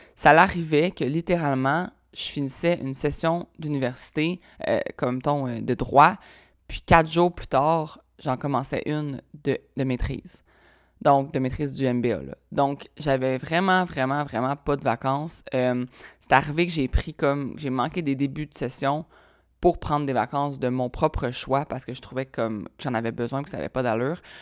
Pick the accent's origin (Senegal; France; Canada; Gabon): Canada; Laval, Quebec; also born or lived in Sherbrooke; je viens de Laval. Laval, euh, Laval proche de Montréal